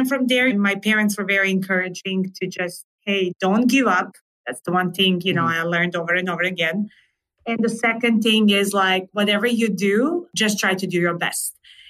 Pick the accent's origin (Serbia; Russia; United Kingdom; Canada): Serbia; English is a second language; moved away as an adult; also born or lived in Wyoming, United States; now in United States; So I was born and raised in Serbia.